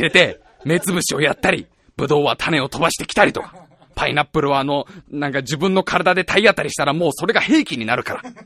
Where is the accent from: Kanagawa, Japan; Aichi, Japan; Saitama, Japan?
Saitama, Japan; Tokorozawa; 僕は埼玉県所沢市出身だよ。